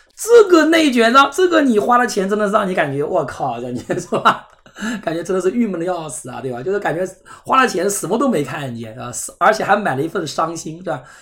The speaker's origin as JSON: {"language": "Chinese", "region": "Zhejiang", "country": "China", "said": "像我们浙江这边一本录取率大概百分之十三"}